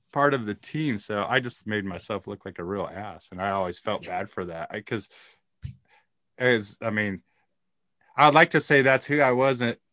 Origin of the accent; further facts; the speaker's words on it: Lake Havasu City, Arizona, United States; There's five ravers where I grew up in Lake Havasu City